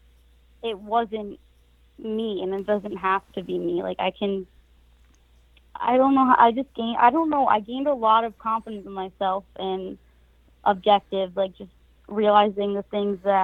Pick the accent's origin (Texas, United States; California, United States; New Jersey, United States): New Jersey, United States; moved away as an adult; also born or lived in Florida; right now, I'm from New Jersey.